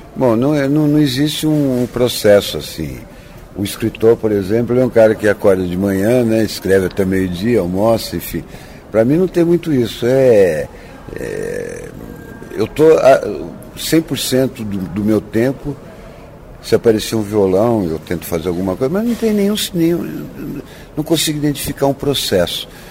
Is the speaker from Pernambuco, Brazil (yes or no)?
no; Ubatuba, São Paulo, Brazil; moved away; also born or lived in Santos / Taubaté; Eu, eu nasci em Santos e fui criado em Ubatuba